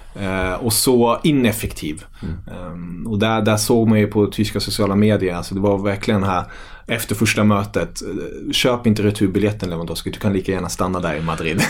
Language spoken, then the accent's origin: Swedish; Kalmar, Kalmar County, Sweden; moved away as an adult; now in Stockholm, Sweden; jag är uppvuxen i, i Kalmar